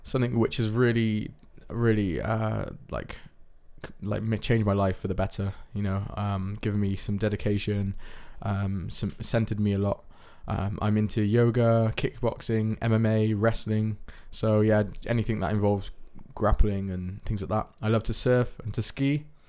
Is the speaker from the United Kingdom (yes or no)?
yes; United Kingdom; now in Netherlands; I'm from the United Kingdom